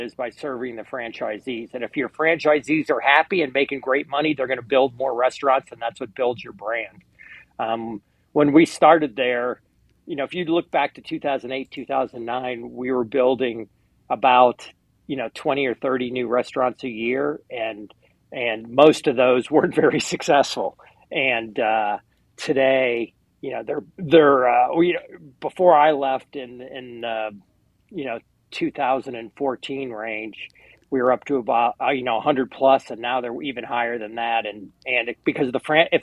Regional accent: New Orleans, Louisiana, United States; I grew up in New Orleans.

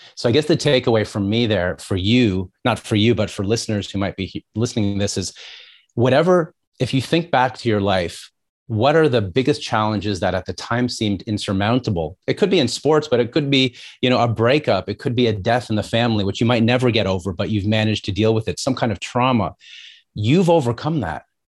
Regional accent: just outside of Toronto, Ontario, Canada; also born or lived in New York, United States; I grew up just outside of Toronto.

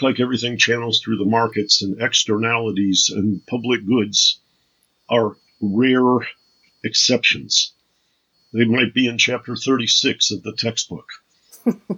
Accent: Detroit, Michigan, United States; I come from Detroit

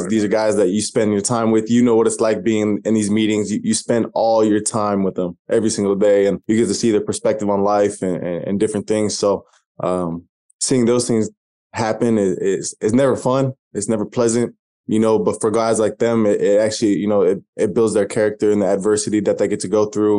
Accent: Albany, Oregon, United States; moved away as an adult; also born or lived in Corvallis, Oregon; grew up in Oregon, small town, Albany, right next to Corvallis

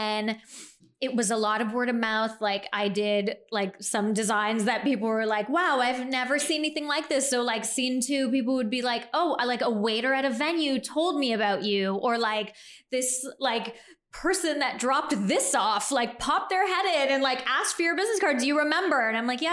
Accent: Canada; moved away as an adult; also born or lived in New York; I was living in New York at that time, so I'm Canadian

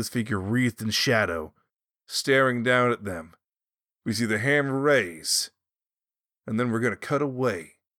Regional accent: the South, United States; Well, I'm from the South, and I'm not...

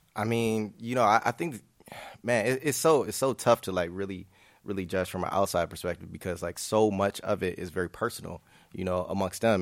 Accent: Grand Rapids, Michigan, United States; moved away as an adult; now in Chicago, United States; I'm from Grand Rapids, Michigan, but, uh, you know, Chicago is the adopted son. Um, I've been here about, about six and a half, seven years.

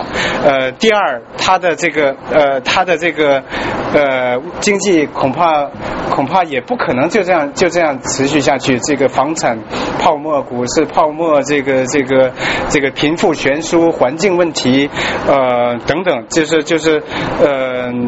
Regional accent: China; 我们作为中中国人，作为华人，我们希望这个这个呃这一次历史的大呃大关头

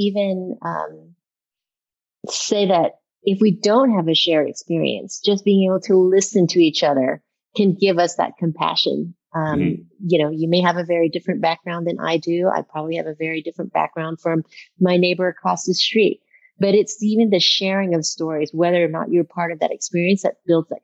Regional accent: Baton Rouge, Louisiana, United States; Rouge, Louisiana, which you would think would be one of the most racially charged states in America. But I grew up in the Black ghettos, and I went to school with lower middle class white folks.

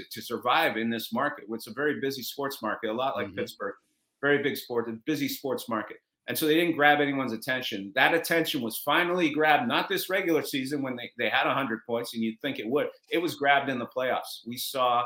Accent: Montreal, Quebec, Canada; also born or lived in Toronto; now in Seattle, United States; I grew up in Montreal, in case you can't tell from the Guy Lafleur autographed jersey behind me. I grew up in Montreal.

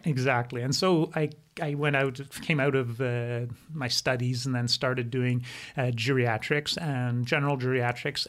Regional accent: Quebec, Canada; first language German; English is a second language; I grew up in Quebec

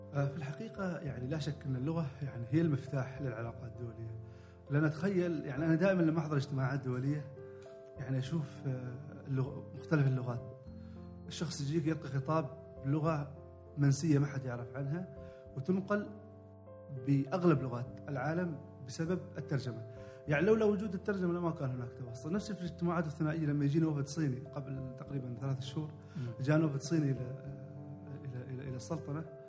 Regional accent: Oman; عندنا في عمان

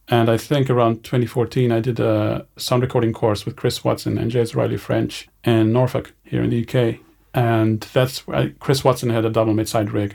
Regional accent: Romania; moved away as an adult; also born or lived in Edinburgh, Scotland; I grew up in Romania, in a small village in the northeastern part of the country.

